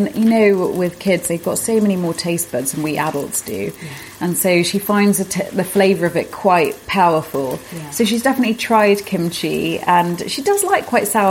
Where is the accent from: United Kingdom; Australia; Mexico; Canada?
United Kingdom; Lincolnshire, East Midlands; I grew up in Lincolnshire